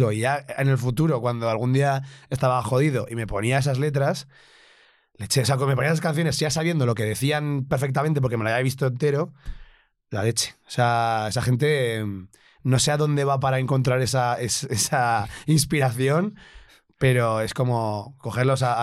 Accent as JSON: {"language": "Spanish", "town": "Zaragoza", "region": "Aragon", "country": "Spain", "said": "le estás diciendo a un, ah, zaragozano que no es fan"}